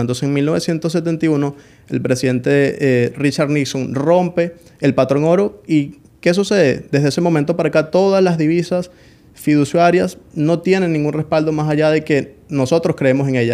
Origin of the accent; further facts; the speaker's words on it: Colonia Tovar, Aragua, Venezuela; also born or lived in Caracas, Venezuela; Yo nací en Caracas, Venezuela, pero soy de un pueblo llamado Colonia Tobar